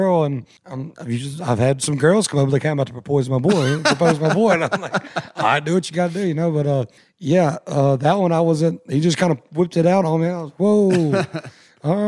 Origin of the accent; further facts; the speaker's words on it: Pittsburg, East Texas, United States; moved away; I grew up in Pittsburgh